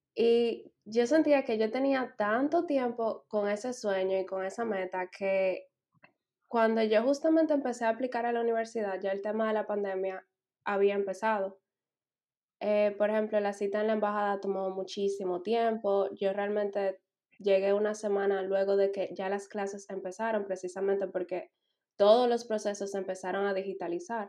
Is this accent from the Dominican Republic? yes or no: yes; Dominican Republic; moved away as an adult; now in Berlin, Germany; yo vengo de República Dominicana